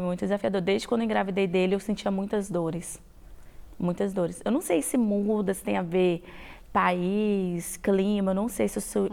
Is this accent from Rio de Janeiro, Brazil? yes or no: no; Espírito Santo, Brazil; moved away as an adult; now in United States; Eu sou do Espírito Santo